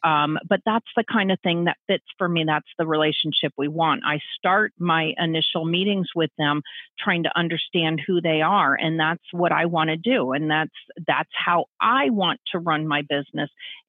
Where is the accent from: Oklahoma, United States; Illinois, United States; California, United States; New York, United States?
California, United States; San Francisco; And I grew up in that in San Francisco.